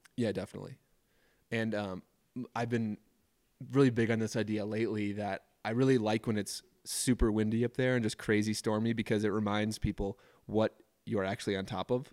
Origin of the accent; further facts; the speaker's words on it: suburbs of Minneapolis, Minnesota, United States; moved away as an adult; now in Jackson, United States; Taylor and I both grew up in suburbs of Minneapolis